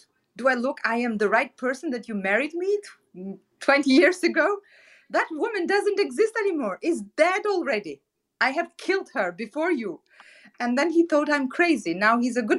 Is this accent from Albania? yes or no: yes; Albania; moved away as an adult; the capital city of my home country, Albania